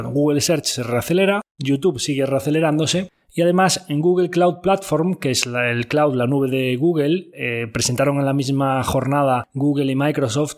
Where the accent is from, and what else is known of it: Spain